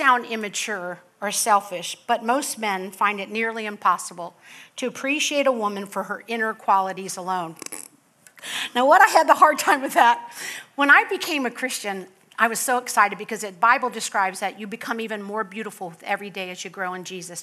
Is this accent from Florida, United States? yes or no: yes; Palm Beach County, Florida, United States; I come from Palm Beach County